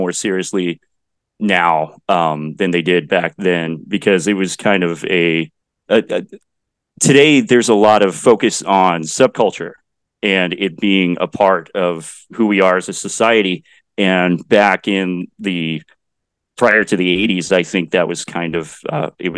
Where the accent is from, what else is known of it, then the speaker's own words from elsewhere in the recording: Bennington, Kansas, United States; also born or lived in Denton, Texas / Dallas, Texas; I spent my school life in Bennington, Kansas, which is just about 15 miles north of Salina